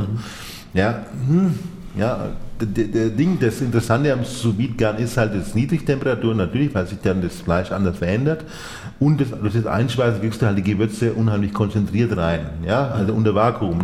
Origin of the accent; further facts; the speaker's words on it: Nuremberg, Bavaria, Germany; moved away as an adult; also born or lived in Spain; now in Fürth, Germany; ich bin geborener Nürnberger